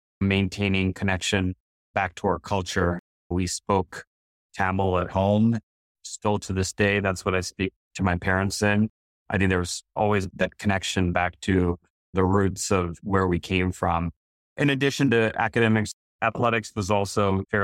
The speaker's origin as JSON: {"language": "English", "region": "northern New Jersey", "country": "United States", "tie": "born or raised there"}